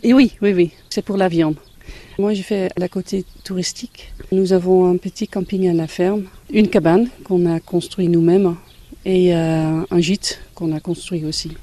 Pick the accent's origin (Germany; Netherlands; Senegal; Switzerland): Netherlands; French is a second language; moved away as an adult; now in La Roche-l'Abeille, France; Je viens des Pays-Bas avec ma famille et ça fait déjà 16 ans qu'on est là.